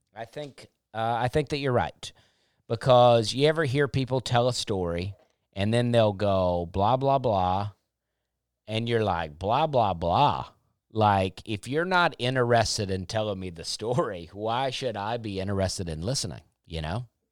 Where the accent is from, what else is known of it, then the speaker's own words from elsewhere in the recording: the South, United States; being a Southerner